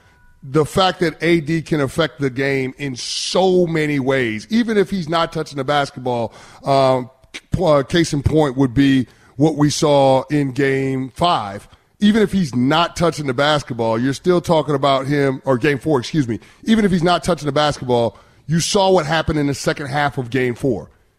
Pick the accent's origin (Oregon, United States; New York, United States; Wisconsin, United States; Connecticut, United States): New York, United States; New York City; I'm from the Bronx.